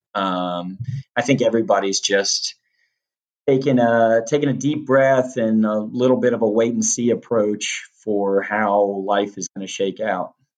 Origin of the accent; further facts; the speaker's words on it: Western Loudoun County, Virginia, United States; moved away; it's still beautiful out there, but uh, but it definitely it's it's different than what I remember growing up